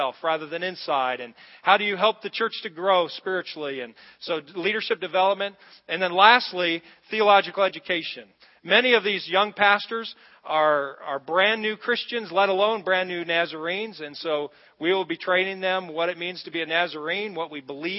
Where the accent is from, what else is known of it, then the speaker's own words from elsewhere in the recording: Texas, United States; moved away; I'm from Texas